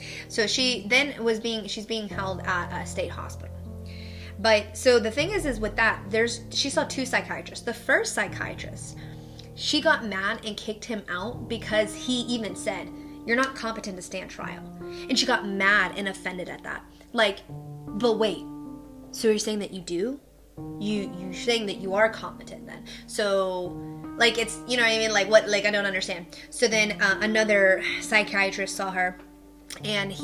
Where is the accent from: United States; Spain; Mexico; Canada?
United States; Pittsburgh, Pennsylvania; I grew up in Pittsburgh